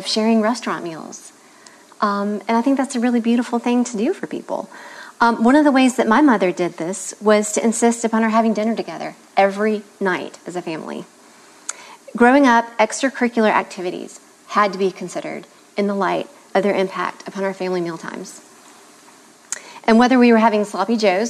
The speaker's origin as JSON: {"language": "English", "region": "the South", "country": "United States", "tie": "born or raised there", "said": "Growing up in the South, it would have been difficult to have escaped an education and laying the table"}